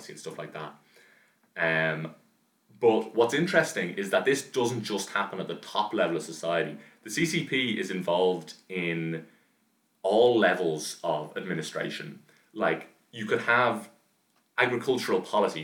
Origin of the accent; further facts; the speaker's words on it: Dublin, Leinster, Ireland; I'm from Dublin